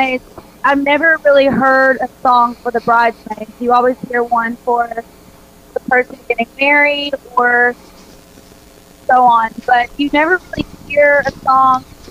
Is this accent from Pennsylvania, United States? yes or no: no; Kentucky, United States; now in Nashville, United States; I'm from Kentucky, like I said, and everyone in Kentucky is a basketball fan. And I grew up watching a lot of basketball